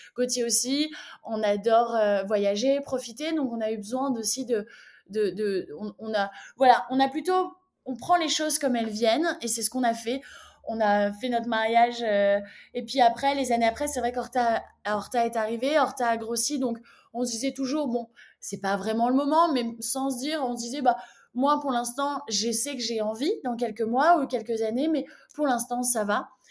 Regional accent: Lille, Hauts-de-France, France; moved away as an adult; also born or lived in London / New York; now in Brussels, Belgium; je suis originaire de Lille. j'ai vécu à Lille jusqu'à mes 21 ans.

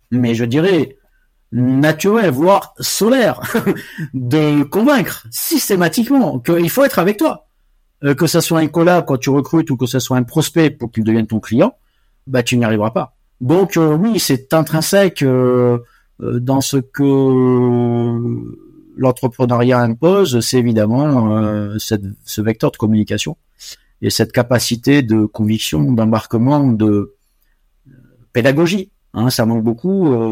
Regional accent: Côte d’Ivoire; born there; also born or lived in Morocco / Senegal; j'ai vécu 20 ans, je suis né en Côte d'Ivoire, j'ai vécu ensuite au Maroc et au Sénégal

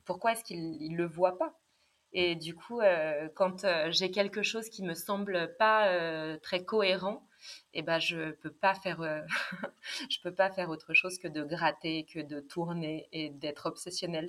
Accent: Vichy, Auvergne-Rhône-Alpes, France; j'ai grandi à Vichy

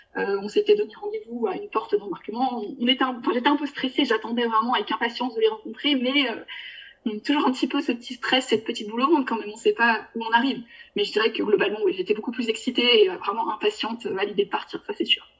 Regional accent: France; also born or lived in Bulgaria; en tant que Français

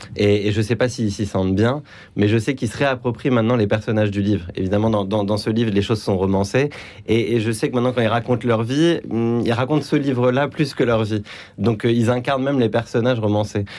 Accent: Paris, Île-de-France, France; moved away as an adult; also born or lived in Lebanon; après avoir grandi à Paris, je suis retourné vivre au Liban, puis après moult déceptions, je suis rentré en France après 8-9 ans.

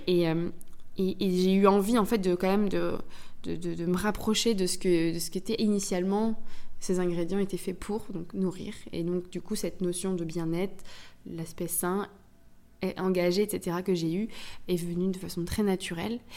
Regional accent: Brittany, France; je suis bretonne. Donc j'ai aussi grandi avec ce ces, crêpes

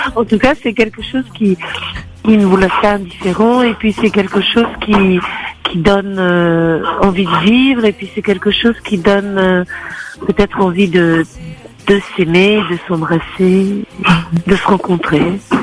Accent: Turin, Piedmont, Italy; moved away; je suis née à Turin

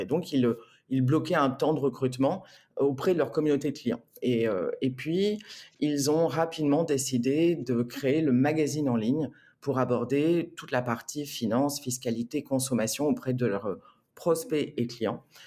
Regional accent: Marseille, Provence-Alpes-Côte d'Azur, France; moved away as an adult; also born or lived in Rome; now in Bordeaux, France; je suis arrivée à Marseille, donc j'avais 18 mois. J'ai quitté Marseille à 18 ans.

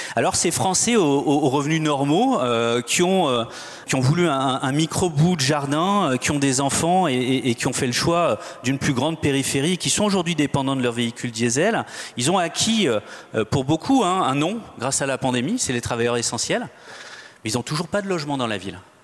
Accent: Nantes, Pays de la Loire, France; Je suis nantais

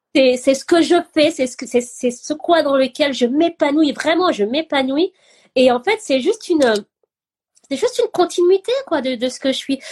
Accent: Gabon; moved away; also born or lived in France; j'ai grandi au Gabon, mais j'étais jamais allée dans mon village

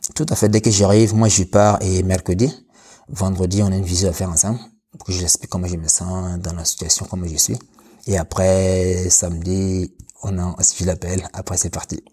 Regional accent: Burkina Faso; moved away as an adult; now in France; je suis né au Burkina Faso

